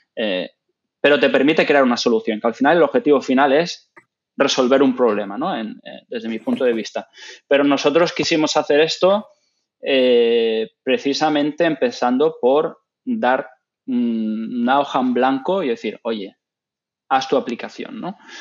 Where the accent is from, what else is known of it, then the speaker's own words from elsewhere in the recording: Gran Canaria, Canary Islands, Spain; moved away as an adult; also born or lived in Ireland / England / The Hague, Netherlands / Nanjing, China; donde yo soy originalmente, de Gran Canaria